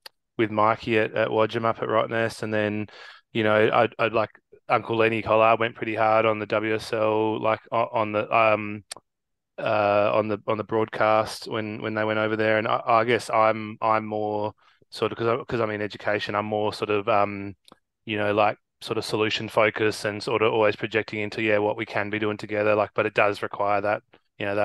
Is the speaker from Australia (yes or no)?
yes; Margaret River, Western Australia, Australia; I grew up down in Margs and was born and bred down there, but my mobber from the Pilbara